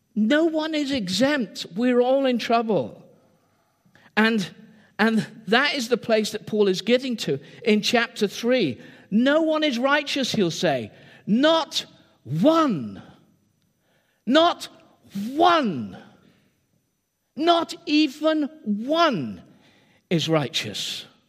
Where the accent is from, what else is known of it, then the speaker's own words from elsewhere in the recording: England, United Kingdom; I am English